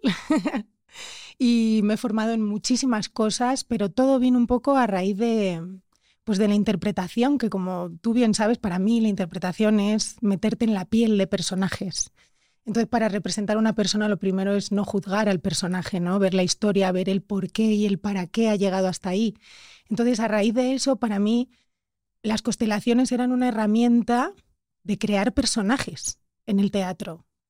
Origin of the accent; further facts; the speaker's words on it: Spain; soy española